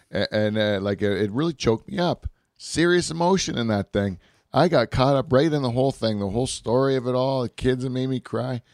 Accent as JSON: {"language": "English", "country": "Canada", "said": "in our country"}